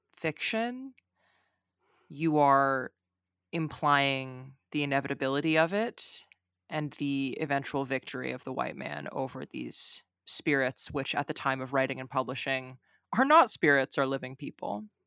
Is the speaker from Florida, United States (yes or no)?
no; California, United States; accent: California; my California accent